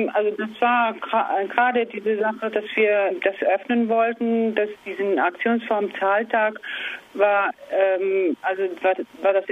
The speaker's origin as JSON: {"language": "German", "country": "Argentina", "second_language": "German", "lives_now": "Kassel, Germany", "said": "Ich komme äh, ursprünglich aus Argentinien"}